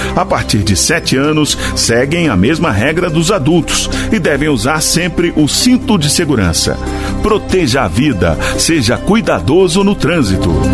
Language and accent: Portuguese; Ilhéus, Bahia, Brazil; Eu nasci em Ilhéus mesmo, Bahia